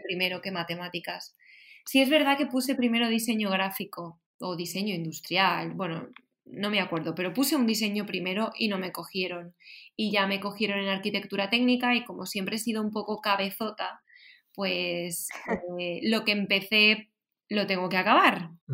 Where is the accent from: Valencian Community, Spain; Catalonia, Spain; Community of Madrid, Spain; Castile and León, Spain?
Valencian Community, Spain; yo soy de Valencia, de, de un pueblo